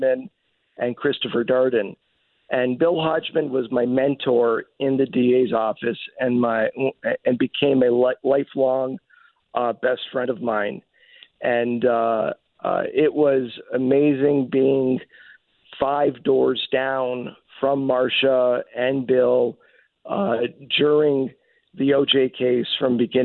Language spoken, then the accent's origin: English; Montreal, Quebec, Canada; moved away as an adult; now in Los Angeles, United States; I was born and raised in Montreal and lived there for approximately 19, 20 years before I came out to LA to go to law school